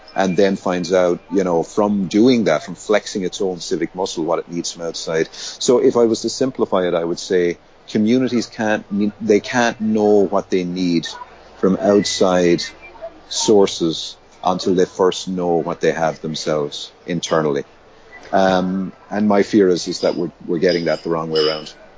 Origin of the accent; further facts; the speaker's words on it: Limerick, Munster, Ireland; I was um, born in Limerick, which is in the west of Ireland, and raised there. Um, so I'm Irish